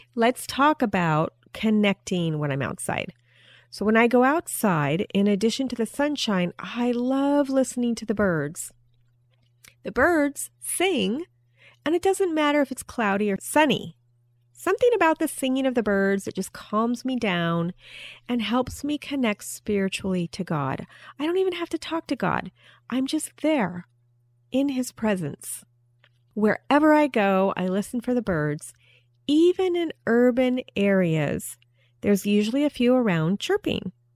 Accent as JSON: {"language": "English", "region": "Alaska", "country": "United States", "tie": "born or raised there", "moved": "yes", "said": "I was raised partially in Alaska where there wasn't much sunlight"}